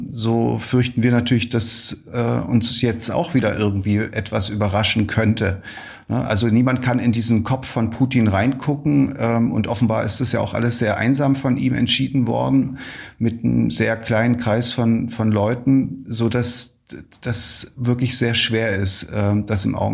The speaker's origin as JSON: {"language": "German", "country": "Ukraine", "said": "Wir haben uns gesagt als Ukrainer, wir machen das nicht. Wir greifen auch keine Ziele in Weißrussland an."}